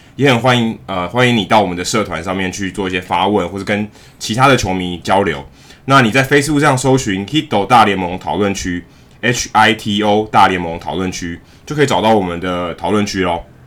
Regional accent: Taiwan; 我们因为身在台湾，然后我们，我跟Jackie其实是土生土长的台湾人

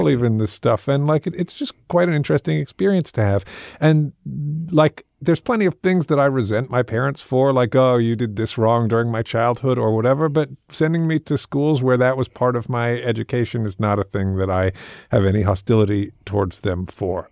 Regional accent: England, United Kingdom; I grew up in England

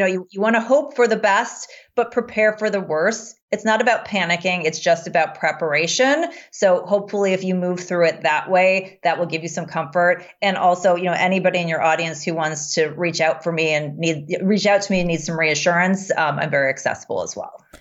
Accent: United States; as an American

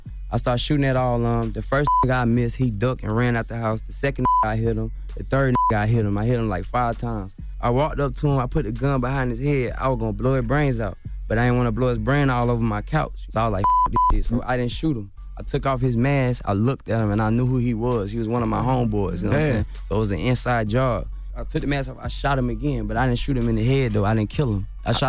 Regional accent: Chicago, Illinois, United States; born there; No, I was born in Chicago.

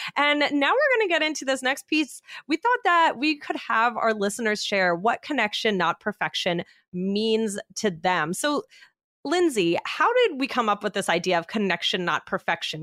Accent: Taiwan; English is a second language; i'm from taiwan

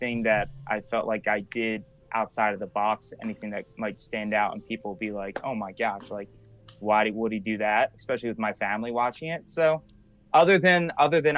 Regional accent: Wildwood, New Jersey, United States; where I'm from Wildwood, New Jersey

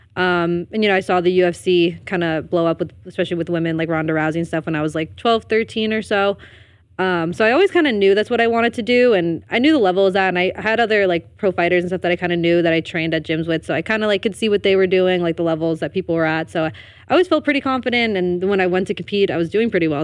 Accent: Elmwood Park, New Jersey, United States; I'm from Elwood Park, New Jersey.

